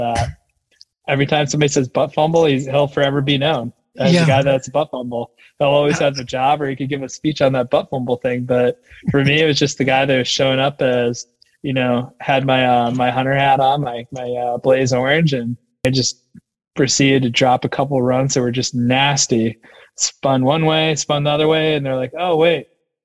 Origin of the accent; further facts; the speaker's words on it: Wisconsin, United States; moved away; also born or lived in Maine / Nevada / Denver / Utah; Wisconsin. I grew up in Wisconsin